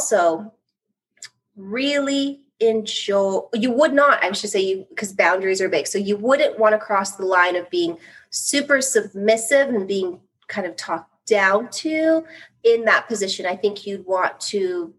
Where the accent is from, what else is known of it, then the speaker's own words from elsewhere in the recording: Canada; also born or lived in United States; I'm Canadian. I live in Canada